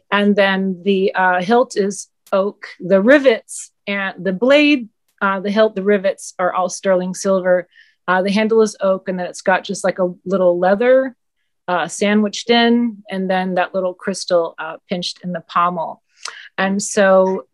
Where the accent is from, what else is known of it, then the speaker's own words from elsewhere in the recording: Southeast, United States; moved away as an adult; also born or lived in New York City; I grew up in the Southeast